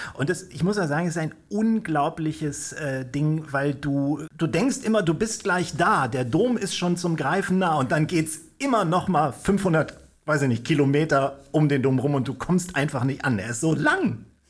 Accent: Kiel, Schleswig-Holstein, Germany; ich bin ja auch Kieler

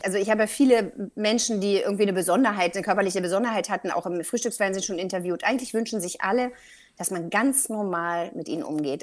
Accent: Berlin, Germany; Ich bin in Berlin-Charlottenburg groß geworden.

